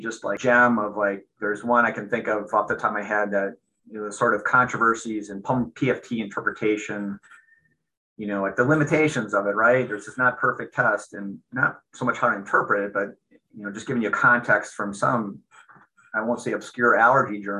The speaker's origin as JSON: {"language": "English", "region": "Minnesota", "country": "United States", "tie": "born or raised there", "also_born_or_lived": "Seattle", "moved": "as an adult", "said": "I grew up in Minnesota, I came back here initially at the University of Minnesota"}